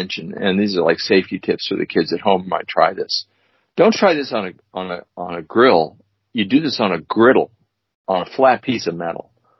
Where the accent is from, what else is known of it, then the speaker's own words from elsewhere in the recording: St. Louis, Missouri, United States; moved away; I grew up in St. Louis.